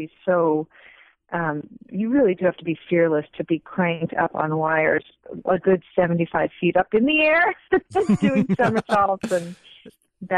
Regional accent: Massapequa, New York, United States; also born or lived in Great Neck, New York / Manhattan, New York; I was born in Massapequa

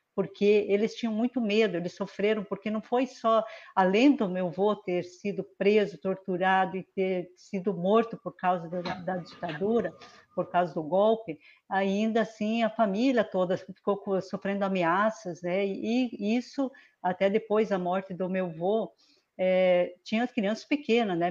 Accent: Francisco Beltrão, Paraná, Brazil; also born or lived in Mariano Moro, Rio Grande do Sul; eu nasci em Mariano Moro, né? Sou ali do Rio Grande do Sul, é, mas vim para o Paraná com três anos de idade e é aqui no município de Francisco Beltrão, no sudoeste do Paraná

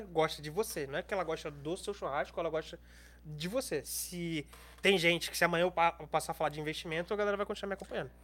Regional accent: Brazil; eu sou brasileiro

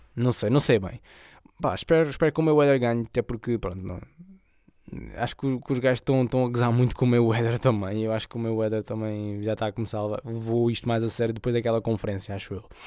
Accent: Setúbal, Portugal; a zona de onde eu sou, 2860

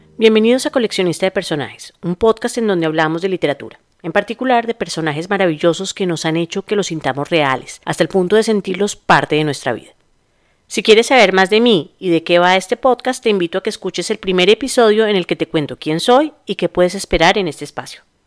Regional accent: Bogotá, Colombia; los bogotanos usamos la palabra marica como una coma

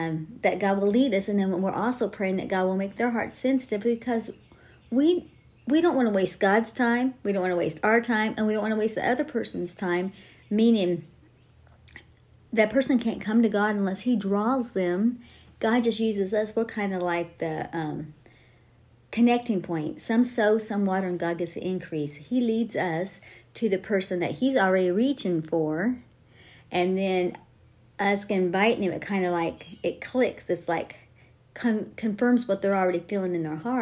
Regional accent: Terre Haute, Indiana, United States; I grew up in Terre Haute, Indiana, the name of the church that we attended was King's Highway Tabernacle

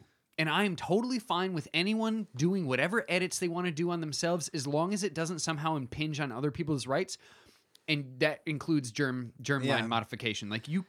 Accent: Michigan, United States; But that's just like Michigan where I grew up in Michigan.

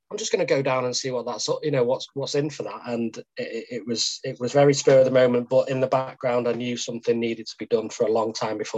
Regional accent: Macclesfield, North West England, United Kingdom; born and bred in Macclesfield.

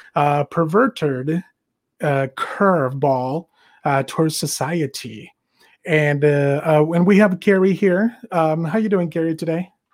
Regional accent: Mexico; moved away as an adult; now in United States; I was born and raised in Mexico. I came here in 2003

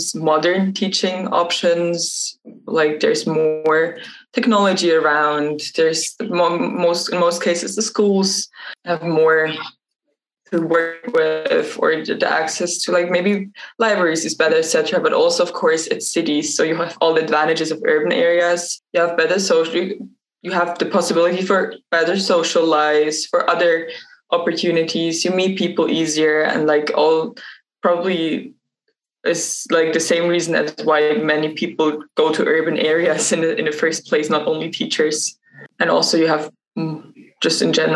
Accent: Switzerland; I'm from Switzerland

